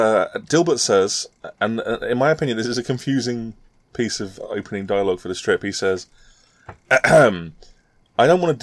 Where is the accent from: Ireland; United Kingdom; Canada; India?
United Kingdom; And I'm not American, as you may have been able to tell. I don't know. I'm not sure if it comes through. I'm actually British.